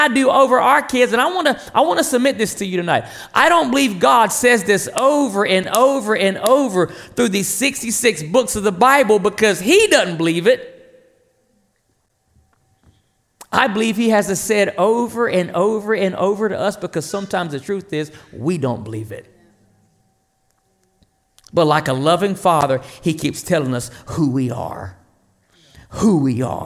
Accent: North Carolina, United States; I'm Native American, Lumbee Indian, from a little town in North Carolina called John Station that nobody knows

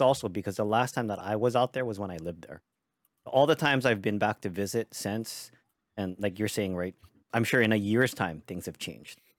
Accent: Hawaii, United States; moved away as an adult; now in Las Vegas, United States; living and being born and raised in Hawaii

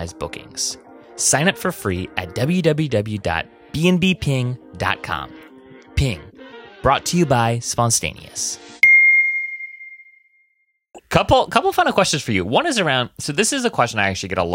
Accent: Oahu, Hawaii, United States; moved away as an adult; now in Washington, D.C., United States; I'm actually originally from Hawaii. I was born and raised on Oahu

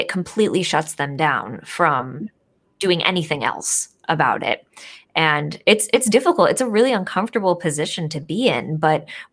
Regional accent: Northeast of the United States, United States; I grew up in the Northeast of the United States

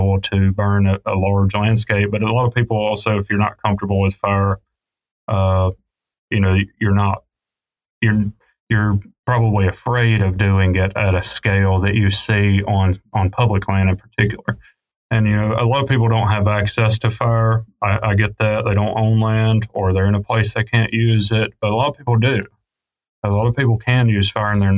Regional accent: the South, United States; I grew up in the South, grew up hunting and fishing

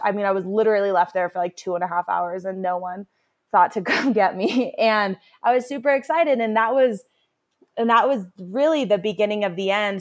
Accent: Carbondale, Colorado, United States; growing up in Carbondale

